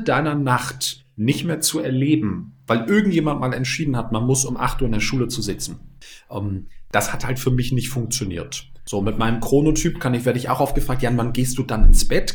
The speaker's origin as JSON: {"language": "German", "region": "Bremen", "country": "Germany", "tie": "born or raised there", "said": "bei uns in Bremen damals gab es die E-Phase"}